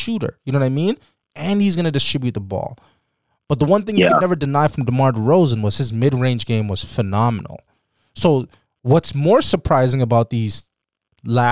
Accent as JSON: {"language": "English", "town": "Toronto", "region": "Ontario", "country": "Canada", "said": "we're from Toronto"}